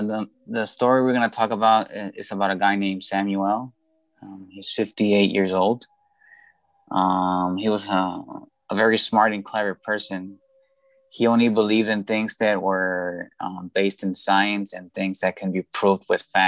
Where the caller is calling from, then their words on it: Guadalajara, Jalisco, Mexico; I am calling from Guadalajara, Mexico.